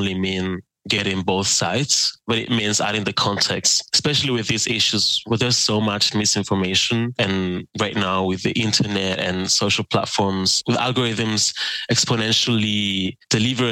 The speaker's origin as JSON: {"language": "English", "country": "Spain", "also_born_or_lived": "Germany", "moved": "as an adult", "lives_now": "Berlin, Germany", "said": "So I'm from Spain, and my first work as a journalist was for Germany's international broadcaster, DW. I moved from Spain to Germany for"}